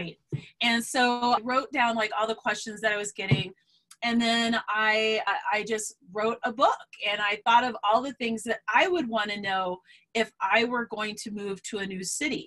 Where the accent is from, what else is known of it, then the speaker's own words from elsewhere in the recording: Colorado, United States; I'm from Colorado